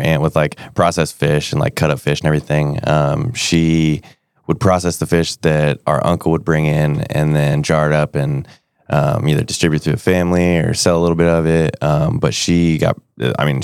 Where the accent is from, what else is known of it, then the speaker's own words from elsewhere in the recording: Anchorage, Alaska, United States; We were born and raised in Anchorage.